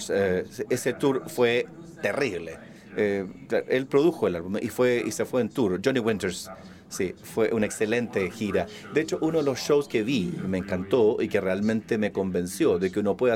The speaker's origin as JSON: {"language": "Spanish", "town": "Philadelphia", "region": "Pennsylvania", "country": "United States", "tie": "born or raised there", "said": "yo crecí en Filadelfia. Eh, en los Estados Unidos y de alguna forma era de clase media baja quizá."}